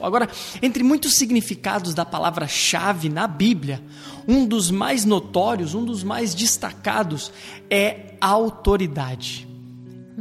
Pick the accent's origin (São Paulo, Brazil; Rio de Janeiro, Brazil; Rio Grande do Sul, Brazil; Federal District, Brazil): Rio Grande do Sul, Brazil; Minha família é toda gaúcha, eu sou gaúcho.